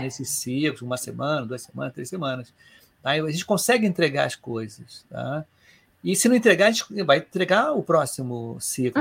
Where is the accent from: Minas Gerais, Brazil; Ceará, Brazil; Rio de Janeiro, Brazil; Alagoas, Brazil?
Rio de Janeiro, Brazil; eu sou aqui do Rio de Janeiro